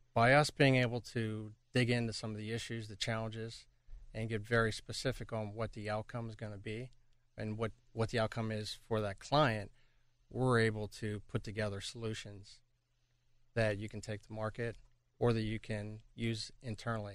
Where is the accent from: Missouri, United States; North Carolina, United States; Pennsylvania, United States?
Pennsylvania, United States; Pittsburgh; moved away as an adult; back in my hometown of Pittsburgh